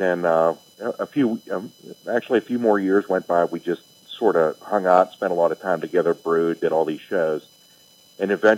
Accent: Belle Vernon, Pennsylvania, United States; also born or lived in Rostraver / West Newton; I definitely grew up in the area

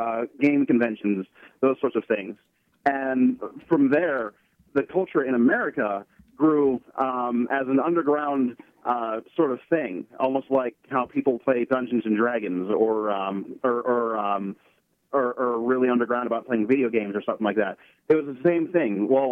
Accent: North Huntingdon, Pennsylvania, United States; I'm from North Huntingdon.

